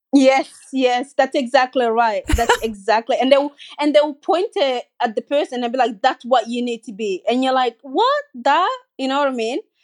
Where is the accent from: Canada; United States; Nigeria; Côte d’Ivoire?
Côte d’Ivoire; also born or lived in Guinea; now in Sydney, Australia; I grew up in Cote d'Ivoire and I also grew up in Guinea with my mom